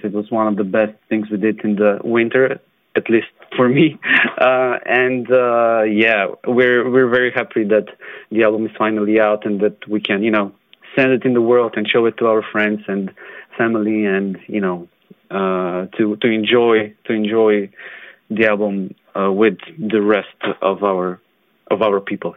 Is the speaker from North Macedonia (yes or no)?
yes; North Macedonia; I come from Macedonia